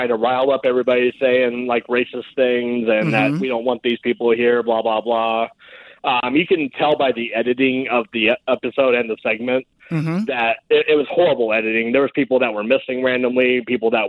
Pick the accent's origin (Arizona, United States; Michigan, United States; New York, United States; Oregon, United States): Arizona, United States; Bullhead City; here in my hometown